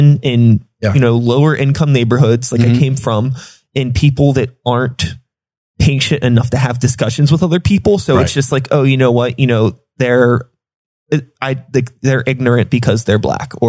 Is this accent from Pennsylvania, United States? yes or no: yes; Wilkinsburg, Pennsylvania, United States; I grew up in Wilkinsburg